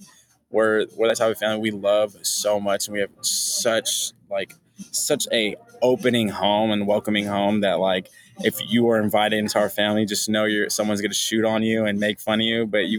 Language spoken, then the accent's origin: English; Topanga, California, United States; I'm from Los Angeles, California, Topanga to be specific.